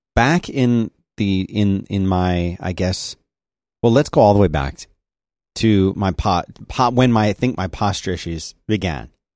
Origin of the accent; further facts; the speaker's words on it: United States; I'm an American